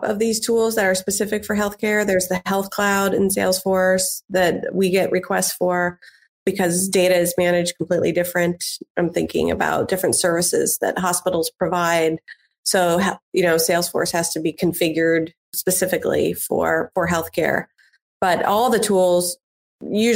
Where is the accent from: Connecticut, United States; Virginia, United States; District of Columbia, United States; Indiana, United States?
Indiana, United States; Indianapolis; moved away as an adult; I grew up in Indianapolis, Indiana, and came back to raise a family